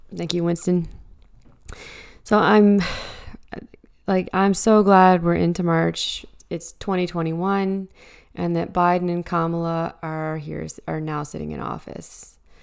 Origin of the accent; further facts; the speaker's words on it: Canada; as a Canadian